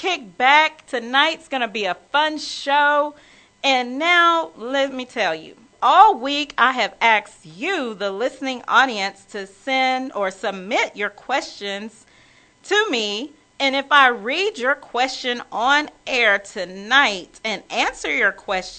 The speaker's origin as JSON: {"language": "English", "town": "Wichita Falls", "region": "Texas", "country": "United States", "tie": "born or raised there", "moved": "as an adult", "lives_now": "Dallas, United States", "said": "I had moved to Dallas from my small hometown. Well, I wouldn't say small. People say it's small. I'm from Wichita Falls, Texas, y'all. And so I am a native Texan"}